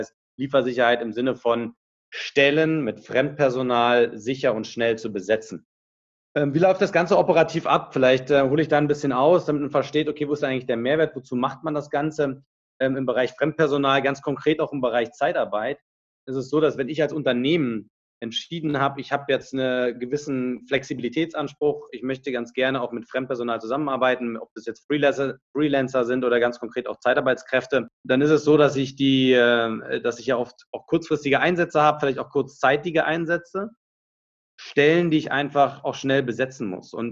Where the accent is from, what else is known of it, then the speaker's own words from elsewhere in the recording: Berlin, Germany; moved away as an adult; now in Munich, Germany; Ich komme aus Berlin ursprünglich, äh, so wie der Ali auch, habe dort studiert, Wirtschaftsingenieur und bin nach meinem Studium nach München gegangen